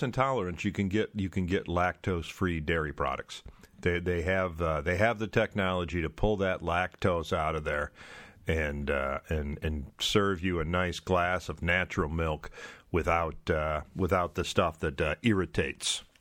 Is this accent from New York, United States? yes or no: no; Michigan, United States; I'm a Michigander. I grew up uh, I grew up in the Great Lakes state